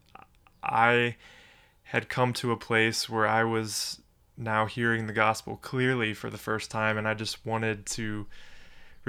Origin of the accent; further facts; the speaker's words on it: Cleveland, Ohio, United States; I was born and raised in Cleveland, Ohio